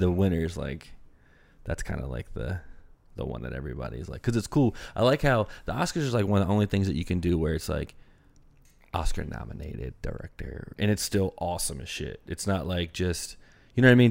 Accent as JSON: {"language": "English", "region": "Maryland", "country": "United States", "said": "I'm from Maryland"}